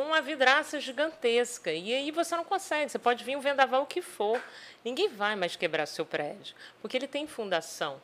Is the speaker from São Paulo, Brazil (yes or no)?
no; Vila Velha, Espírito Santo, Brazil; also born or lived in Macaé; now in Campos dos Goytacazes, Brazil; Eu sou do Espírito Santo, de Vila Velha